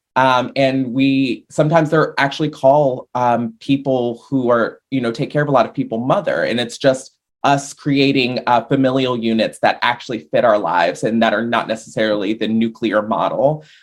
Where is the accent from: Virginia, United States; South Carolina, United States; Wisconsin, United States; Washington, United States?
Virginia, United States; Richmond; I live in a brewery town, and so that's the kind of thing we do in Richmond, Virginia